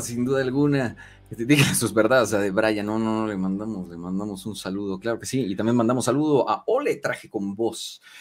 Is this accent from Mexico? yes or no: yes; Mexico; como somos los, mexicanos